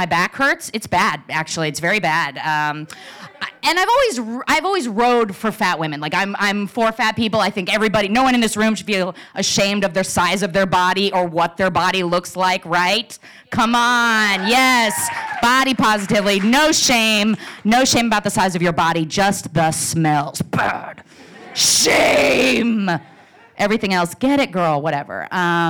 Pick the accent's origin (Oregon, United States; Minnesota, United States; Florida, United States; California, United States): Oregon, United States; Portland; I'm from Portland, Oregon